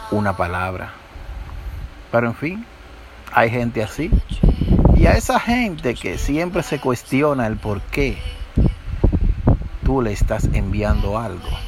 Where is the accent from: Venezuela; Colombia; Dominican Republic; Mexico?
Dominican Republic; Nuestra naturaleza como dominicanos